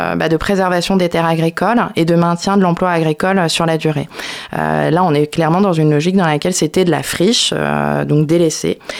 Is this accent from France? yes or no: yes; Brittany, France; je suis bretonne. Bretonne.